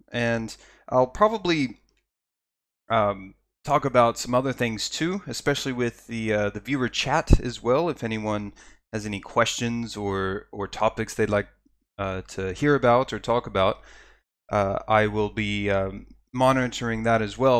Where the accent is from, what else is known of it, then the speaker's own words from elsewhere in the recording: Texas, United States; I come from Texas, where all the water's brown